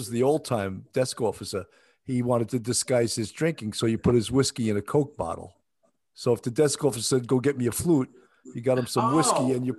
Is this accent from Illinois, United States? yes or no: no; Long Island, New York, United States; accent: Long Island; I go, "Long Island." He goes, "That's it. It's a Long Island accent."